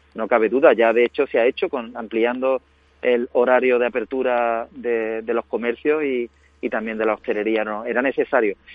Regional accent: Huelva, Andalusia, Spain; mi tierra, ¿no? De Andalucía, de Huelva

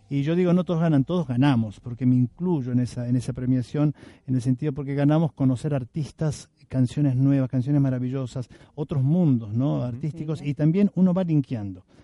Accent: Argentina; also born or lived in Venezuela; Yo digo compatriotas porque yo soy argentino, pero ellos son venezolanos.

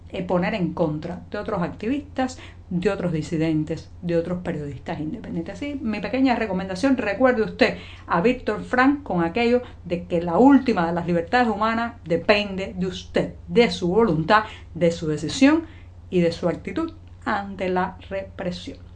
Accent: Cuba; cubana, periodista, ciudadana.

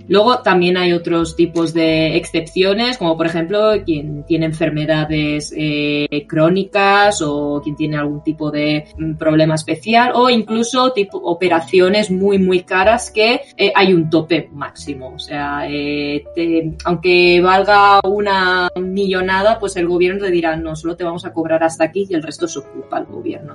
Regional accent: Spain; now in Japan; yo es que vengo de España

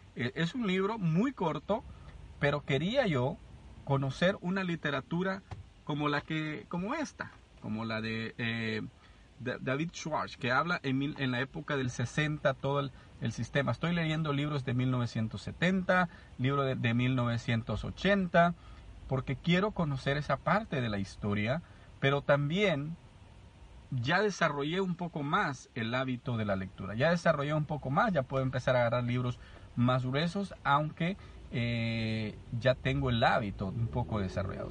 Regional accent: El Salvador; yo vengo del Salvador

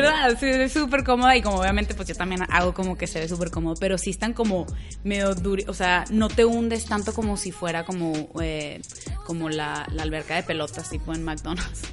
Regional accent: Monterrey, Nuevo León, Mexico; accent: regiomontano; moved away as an adult; also born or lived in Houston / Boston; now in Los Angeles, United States; soy de Monterrey también. Eh, ahorita vivo en Los Ángeles

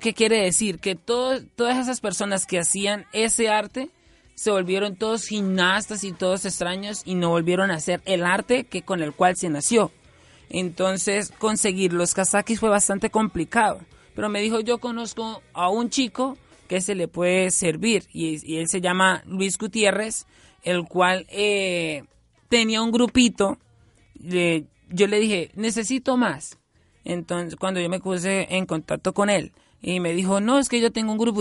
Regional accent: Cáchira, Norte de Santander, Colombia; now in Bucaramanga, Colombia; yo nací aquí en Bucaramanga en el 95 esto, cuando cumplí tres, dos años y medio me llevaron a vivir una finca, Cachira Norte, Santander

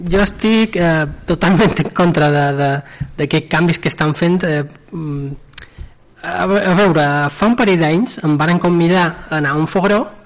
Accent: Manacor, Balearic Islands, Spain; jo som de Manacor

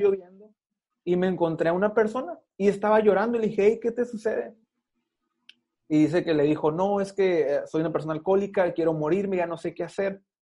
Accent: Mexicali, Baja California, Mexico; also born or lived in Los Angeles, California; Mis papás me tuvieron en Los Ángeles, California, tres meses creo a lo mucho y yo tengo 28 años, 27 años y nueve meses en Mexicali

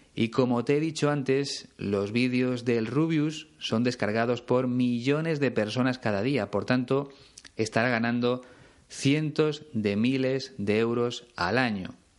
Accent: Spain; mi país, en España

